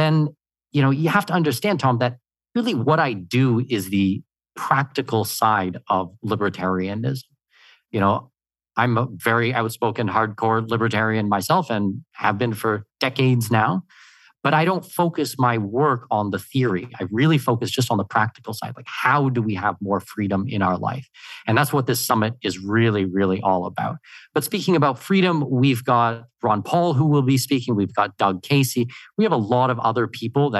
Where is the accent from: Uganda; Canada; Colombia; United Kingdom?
Canada; now in Panama; I'm born and raised in Canada, but my family's from Denmark